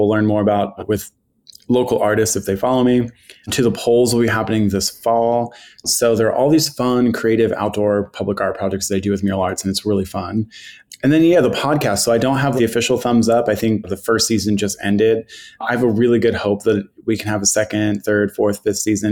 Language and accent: English; Philadelphia, Pennsylvania, United States; I grew up in Fishtown